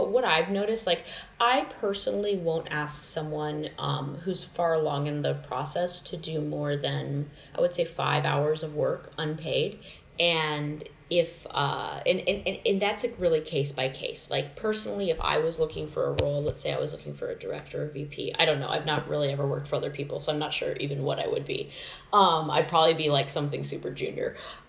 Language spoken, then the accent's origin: English; Nevada, United States; also born or lived in Southern United States; I say this because I was raised like in the South and in Nevada and weirdly Christian